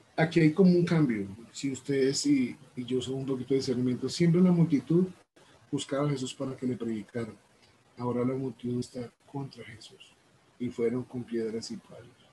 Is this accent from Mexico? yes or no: no; Colombia; vengo desde Colombia.